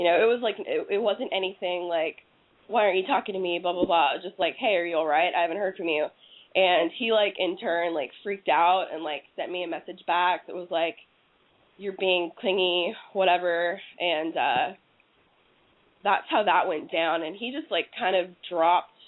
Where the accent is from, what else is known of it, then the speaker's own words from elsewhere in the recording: Fort Worth, Texas, United States; I'm from Fort Worth